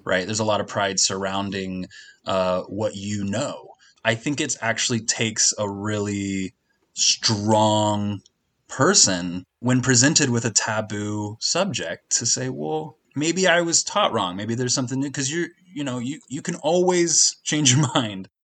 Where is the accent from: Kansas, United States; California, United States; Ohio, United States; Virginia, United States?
Kansas, United States; I'm from Kansas